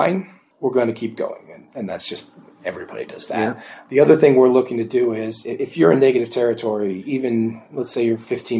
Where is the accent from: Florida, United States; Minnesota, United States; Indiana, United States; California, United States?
Indiana, United States; Indianapolis; I'm from Indianapolis, so a Colts fan